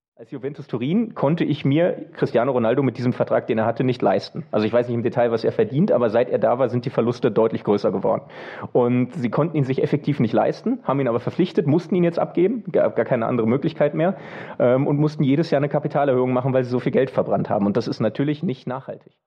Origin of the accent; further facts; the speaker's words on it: Bochum, North Rhine-Westphalia, Germany; now in Switzerland; bin gebürtiger Bochumer, deswegen wirklich von klein auf äh, in der Nähe des Stadions aufgewachsen, wohne jetzt leider schon recht lange in der Schweiz